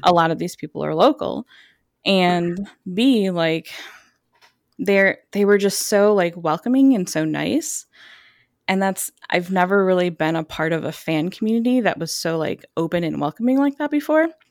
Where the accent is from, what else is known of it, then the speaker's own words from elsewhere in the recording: suburbs of Chicago, Illinois, United States; I basically grew up in the suburbs of Chicago